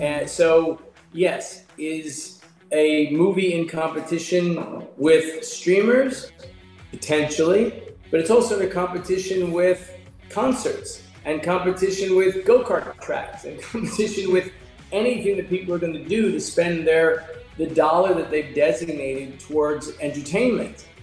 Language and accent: English; New York, United States; moved away as an adult; also born or lived in Culver City, California; I'm from New York